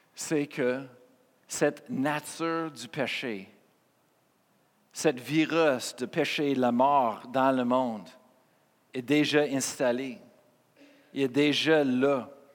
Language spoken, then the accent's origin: French; Colorado, United States; French is a second language; moved away as an adult; now in Quebec, Canada; j'étais né au Colorado, aux États-Unis